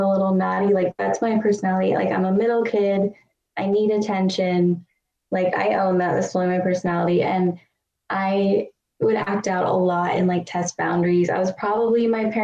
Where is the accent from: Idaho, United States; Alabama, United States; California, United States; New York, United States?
California, United States; accent: California; I grew up in California. Mm-hmm. as you couldn't tell from my annoying California accent